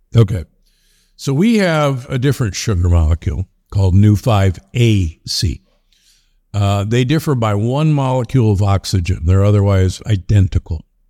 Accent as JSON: {"language": "English", "town": "Omaha", "region": "Nebraska", "country": "United States", "moved": "yes", "said": "I'm from Omaha, Nebraska originally"}